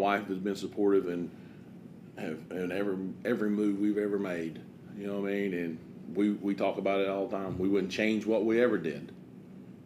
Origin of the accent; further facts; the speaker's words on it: New Market, Tennessee, United States; also born or lived in West Georgia; I'm in Jefferson County. I was born and raised on Old Danders Pike in New Market, Tennessee. And this is where I'm from.